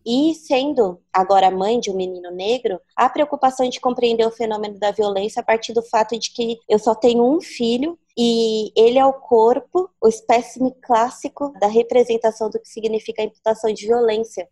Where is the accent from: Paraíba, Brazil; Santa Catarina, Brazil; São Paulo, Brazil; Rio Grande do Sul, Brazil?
São Paulo, Brazil; E eu fui criada na Coab 1, que é a zona leste de São Paulo, a primeira Coab construída.